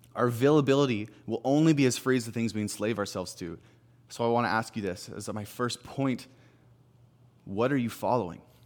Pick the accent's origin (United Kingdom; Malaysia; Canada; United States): Canada; Salmon Arm, British Columbia; moved away as an adult; now in Kelowna, Canada; I'm from Sam and Arm.